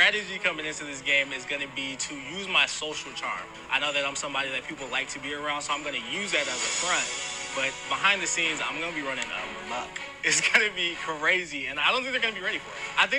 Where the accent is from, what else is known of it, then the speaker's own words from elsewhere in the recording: San Bernardino, California, United States; I'm 25 years old. I grew up in San Bernardino, California